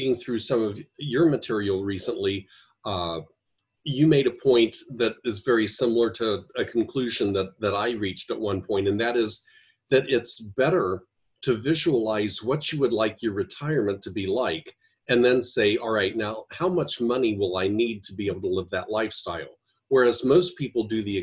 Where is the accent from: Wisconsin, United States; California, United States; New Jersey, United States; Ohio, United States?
Ohio, United States; moved away as an adult; also born or lived in Washington, D.C.; now in Chandler, Arizona, United States; I'm originally from Ohio, and where we had snow